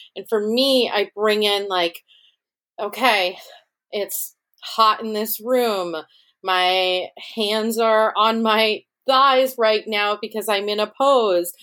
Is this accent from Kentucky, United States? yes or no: no; Rochester, New York, United States; Rochester, New York, which is my hometown